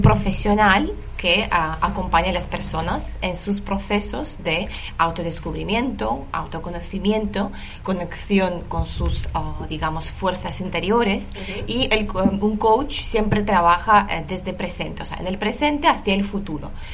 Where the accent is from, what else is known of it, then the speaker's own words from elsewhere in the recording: Lithuania; Spanish is a second language; moved away as an adult; now in Barcelona, Spain; Yo soy de Lituania